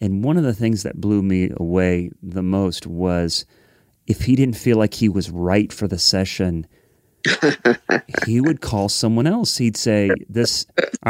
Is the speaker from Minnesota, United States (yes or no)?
no; Columbus, Ohio, United States; now in Nashville, United States; growing up in Columbus